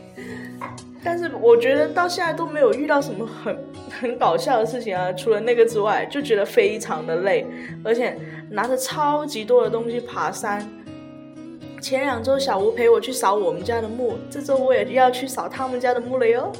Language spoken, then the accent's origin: Chinese; Guangdong, China; 拜山就是我们广东人对扫墓业的一种说法啦，每年的固定仪式嘛哦，对啊，清明节就大家都去拜山扫墓。所以，但是我家老一辈是比较重男轻女，所以反正我是没有去，去过扫墓啦，因为女生都，都不用干这些事情